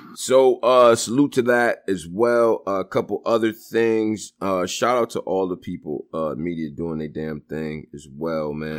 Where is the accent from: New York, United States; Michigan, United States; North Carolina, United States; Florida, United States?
New York, United States; Rochester; I'm from Rochester.